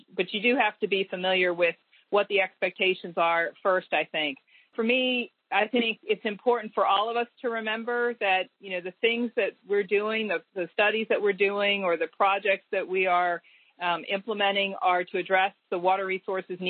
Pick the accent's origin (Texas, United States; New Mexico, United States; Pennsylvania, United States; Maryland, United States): Maryland, United States; Baltimore; also born or lived in Annapolis, Maryland; So I grew up in Baltimore, Maryland. I was born in Baltimore, and then in my teenage years, we moved to Annapolis, Maryland